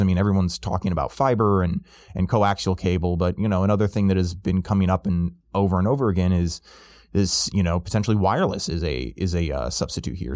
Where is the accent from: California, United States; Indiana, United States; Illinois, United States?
Illinois, United States; my home state of Illinois